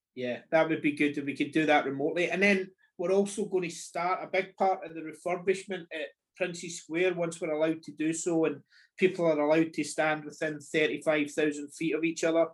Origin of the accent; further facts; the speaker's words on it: Scotland, United Kingdom; we're very used to being Scottish